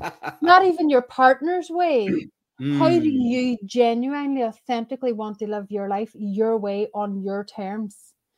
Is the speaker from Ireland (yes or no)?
yes; Ireland; That is where I originally met my husband. Nice. We're both Irish.